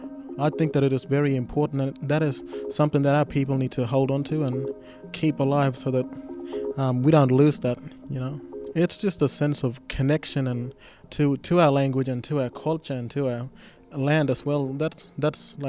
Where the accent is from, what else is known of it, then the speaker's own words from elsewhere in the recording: Doomadgee, Queensland, Australia; I am from Dumaji